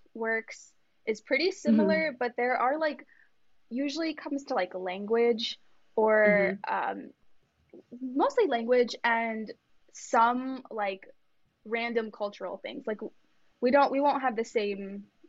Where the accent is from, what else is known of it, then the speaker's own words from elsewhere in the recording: Silicon Valley, California, United States; first language Kannada; English is a second language; moved away as an adult; also born or lived in New Jersey; now in Southern California, United States; growing up in the Bay, which is, or I should say the Silicon Valley